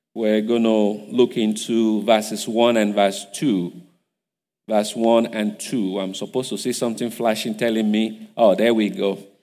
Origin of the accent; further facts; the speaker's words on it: Igbajo, Osun, Nigeria; English is a second language; moved away; I'm from Igbajo. I don't speak too much English.